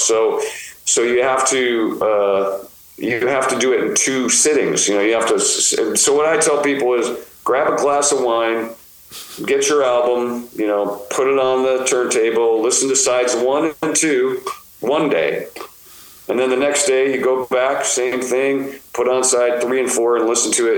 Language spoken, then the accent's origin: English; United States; we come from the United States